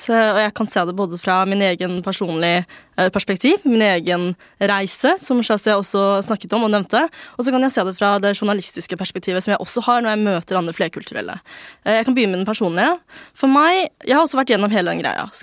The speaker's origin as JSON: {"language": "Norwegian", "country": "Norway", "said": "Det er ikke noe bedre å være norsk enn kinesisk. Det er bare noe vi er født med."}